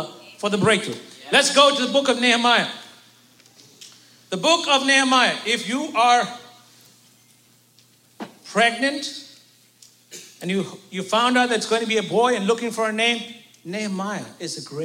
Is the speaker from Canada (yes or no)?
no; India; as an Indian